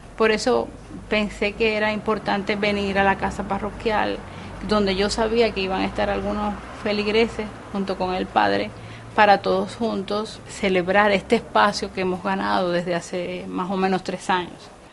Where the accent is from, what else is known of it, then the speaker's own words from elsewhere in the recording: Santiago de Cuba, Cuba; para todos nosotros, los cubanos y especialmente los santiagueros